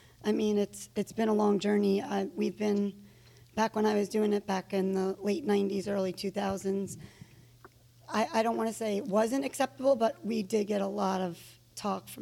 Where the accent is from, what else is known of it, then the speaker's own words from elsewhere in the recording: New York, United States; moved away as an adult; now in Charlotte, United States; I'm from New York originally.